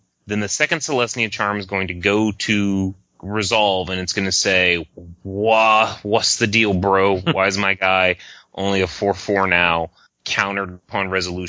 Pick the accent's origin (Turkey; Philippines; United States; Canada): Canada; Mine was actually, I'm a Canadian and I like